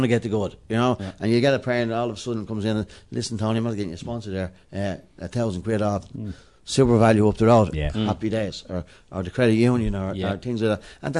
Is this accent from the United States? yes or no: no; Dublin, Leinster, Ireland; I'm from Dublin 12.